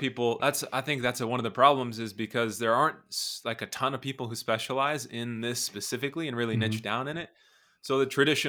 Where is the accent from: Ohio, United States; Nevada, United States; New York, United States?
Nevada, United States; Las Vegas; I'm from Las Vegas. Okay. And I've been here my whole life, and I'm 36 years old.